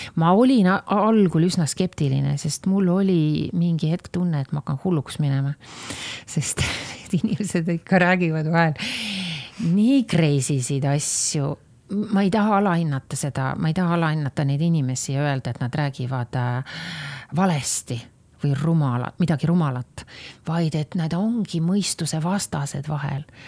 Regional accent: Estonia; kõik me olime ju sellised Eesti patrioodid

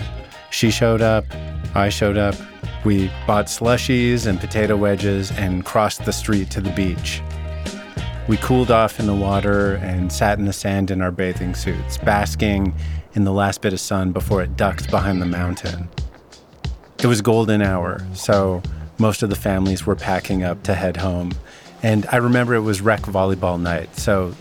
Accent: Vernon, British Columbia, Canada; my hometown. Vernon's located in the Okanagan, a region in the interior of British Columbia

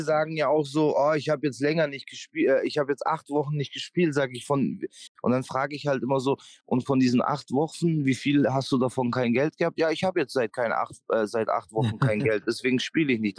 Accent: Memmingen, Bavaria, Germany; moved away; die Stadt, wo ich aufgewachsen bin, muss man auch dazu sagen, ähm, wie viele Einwohner hat Memmingen

